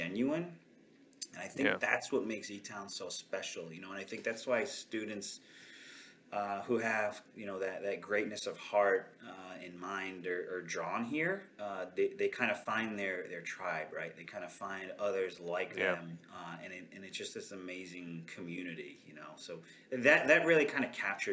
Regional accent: New York City, New York, United States; moved away as an adult; also born or lived in Bangor, Maine; now in Lancaster, United States; I'm from Queens, New York, originally. Like, grew up there, 33 years

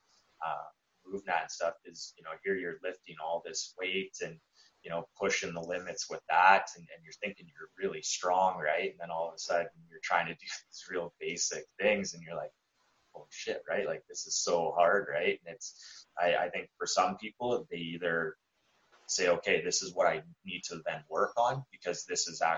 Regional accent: Lethbridge, Alberta, Canada; where we're from, Lethbridge

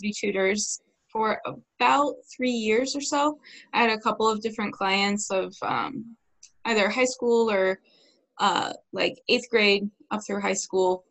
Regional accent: Ohio, United States; Growing up in Ohio

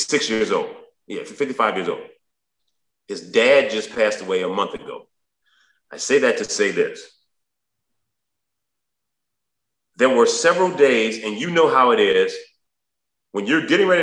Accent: New Orleans, Louisiana, United States; I'm from New Orleans. I'm from the 6th Ward, 9th Ward, and 7th Ward.

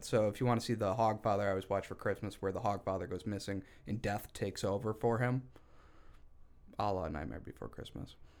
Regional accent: Syracuse, New York, United States; I'm from Syracuse

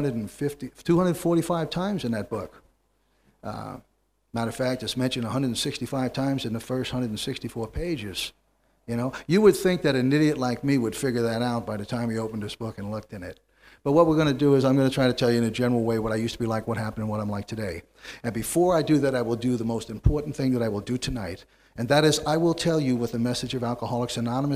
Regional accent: New York City, New York, United States; I was born and reared in New York City

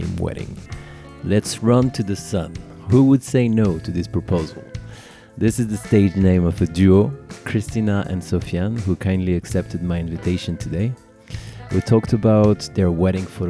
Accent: Paris, Île-de-France, France; born or raised there

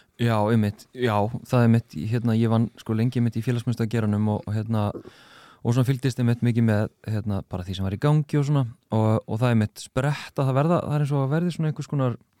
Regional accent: Reykjavík, Capital Region, Iceland; ég er úr Grafovögi

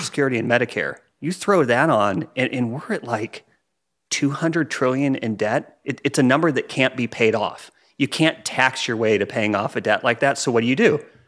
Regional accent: United States; as American

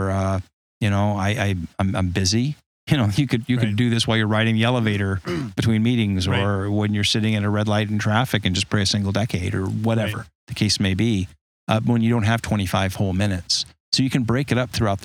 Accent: Los Angeles, California, United States; I grew up in Los Angeles

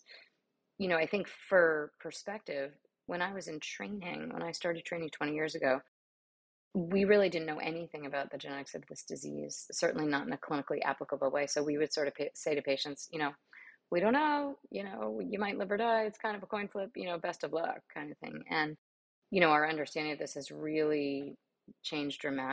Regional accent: New York City, New York, United States; moved away as an adult; also born or lived in Miami, Florida; now in Houston, United States; I grew up in New York City

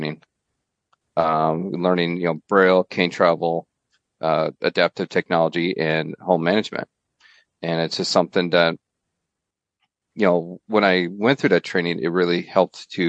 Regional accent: Fort Madison, Iowa, United States; I was born and raised near Fort Madison, Iowa

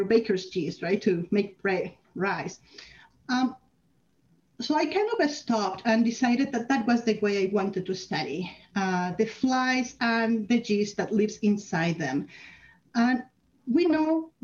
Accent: Mexico; moved away as an adult; now in Canada; I'm from Mexico, where I was lined up to be a doctor, and I did 2 years of med school, then came to Canada

